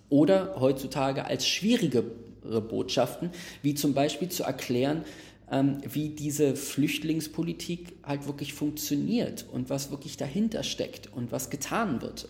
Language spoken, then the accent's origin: German; Berlin, Germany; ich wohne in Berlin, ich bin in Berlin aufgewachsen, Max, wir beide sind in Neukölln aufgewachsen